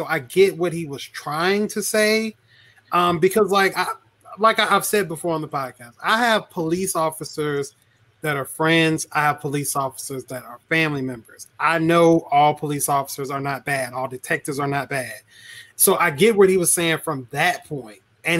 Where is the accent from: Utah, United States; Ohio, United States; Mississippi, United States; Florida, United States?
Mississippi, United States; I'm from Mississippi. I experienced racism, a lot of it.